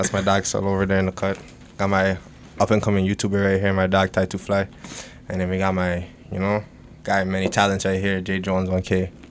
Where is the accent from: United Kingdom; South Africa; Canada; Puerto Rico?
Canada; Ajax, Ontario; also born or lived in Scarborough, Toronto; So I grew up in Scarborough, and then I moved out to like more like further in the East, maybe around like grade like 6, so around that time, and I've been out there ever since. So that's really pretty much like my upbringing. I've been in the East End since birth